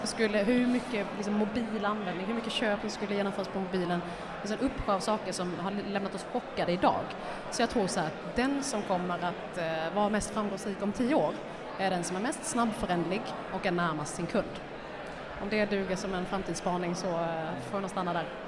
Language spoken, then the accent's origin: Swedish; Älmhult, Kronoberg County, Sweden; jag kommer från Älmhult då, jag har ju liksom ja. sprungit på Kampa, det gör alla